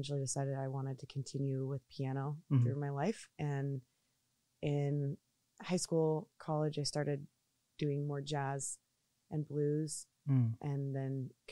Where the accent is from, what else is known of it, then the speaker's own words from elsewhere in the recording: Bellingham, Washington, United States; also born or lived in Poulsbo, Washington / Seattle, Washington; I grew up in Bellingham for a little while and then came down to the Paulsbo area